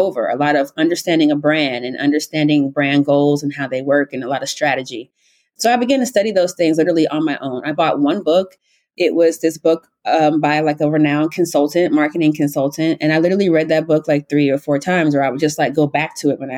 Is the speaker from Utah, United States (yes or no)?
no; South Carolina, United States; moved away as an adult; also born or lived in Syracuse; now in New York, United States; Originally, I'm from South Carolina.